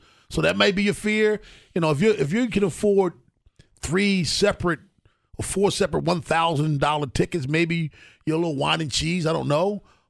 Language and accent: English; Baltimore, Maryland, United States; the area that I grew up in West Baltimore is one of those areas.